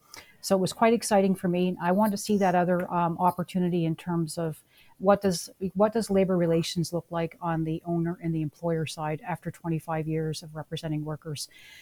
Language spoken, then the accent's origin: English; Woodstock, New Brunswick, Canada; also born or lived in Saint John, New Brunswick / Newfoundland and Labrador; I was born in Woodstock, New Brunswick, and I moved to St. John to pursue my education with the University of New Brunswick.